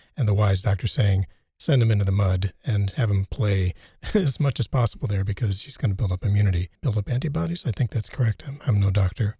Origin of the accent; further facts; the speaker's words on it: United States; now in Germany; growing up in the United States